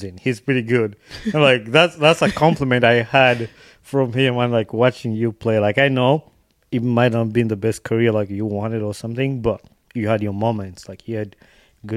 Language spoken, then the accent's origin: English; Uganda; now in United States; I grew up watching that in Uganda.